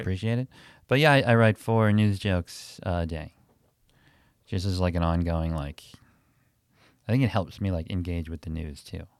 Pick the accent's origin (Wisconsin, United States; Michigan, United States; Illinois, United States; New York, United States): Wisconsin, United States; Milwaukee; moved away